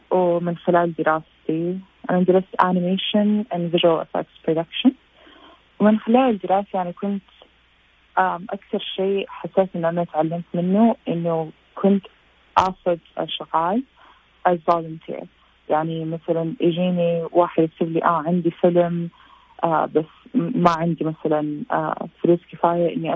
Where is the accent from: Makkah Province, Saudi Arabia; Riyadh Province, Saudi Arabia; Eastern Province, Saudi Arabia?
Makkah Province, Saudi Arabia; Jeddah; also born or lived in United States; أنا أصل من جدة وتخرجت من مدرسة اسمها المنارات آه، في جدة انترناشونال سكول ونحن تقريبا يعني بابا وماما كنا بين أمريكا والسعودية